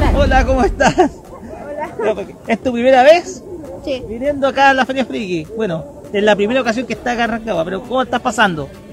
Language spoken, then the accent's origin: Spanish; Requínoa, O'Higgins, Chile; soy de Requinoa.